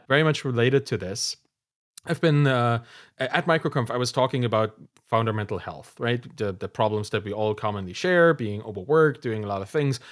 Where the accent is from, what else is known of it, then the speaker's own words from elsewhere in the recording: Germany; we came from East Germany, doesn't exist anymore, then had to be in Germany